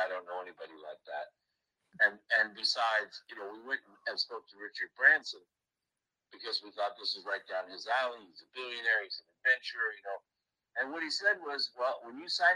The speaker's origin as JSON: {"language": "English", "town": "Stranraer", "region": "Scotland", "country": "United Kingdom", "tie": "born or raised there", "said": "Stranraer, which is my hometown in Scotland"}